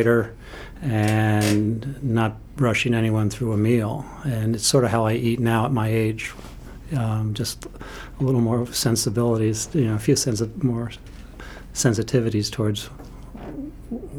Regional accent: New York, United States; also born or lived in Western Maine; now in Bethel, United States; I am a New Yorker, so I'm from the Evil Empire

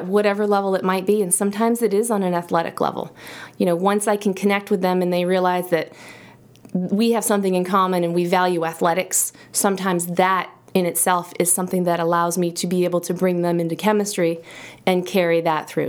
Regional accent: Auburn, Maine, United States; also born or lived in Idaho; now in Sugarloaf, United States; I grew up in Auburn, and so, you know, it was very close

